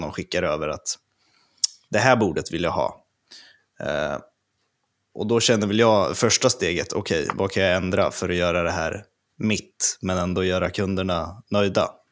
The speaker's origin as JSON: {"language": "Swedish", "town": "Örebro", "region": "Örebro County", "country": "Sweden", "said": "jag är ju från Örebro"}